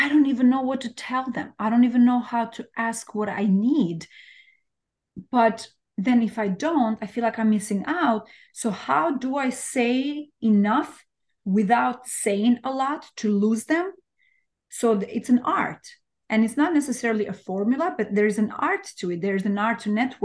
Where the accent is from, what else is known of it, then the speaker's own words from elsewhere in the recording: Albania; English is a second language; moved away as an adult; now in New York, United States; I'm from Albania. Like, I was born and raised in Albania. I moved to New York over 20 years ago.